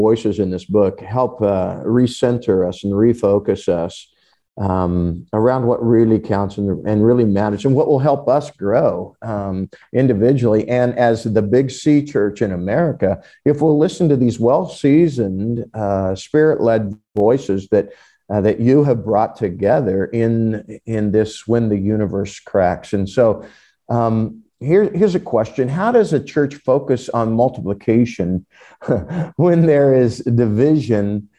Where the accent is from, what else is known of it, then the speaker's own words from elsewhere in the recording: United States; evangelical American Christians